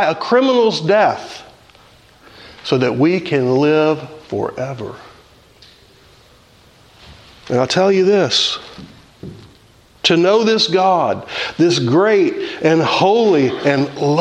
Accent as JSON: {"language": "English", "region": "the South", "country": "United States", "tie": "born or raised there", "said": "I grew up in the South"}